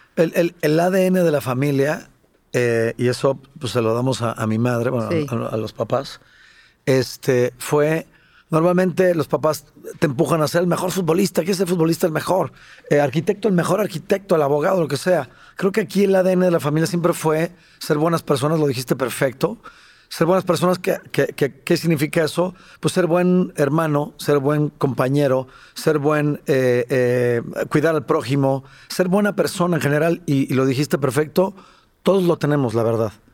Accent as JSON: {"language": "Spanish", "country": "Mexico", "tie": "born or raised there", "also_born_or_lived": "San Salvador, El Salvador", "said": "yo nací en México y nos fuimos a vivir cuatro años a San Salvador"}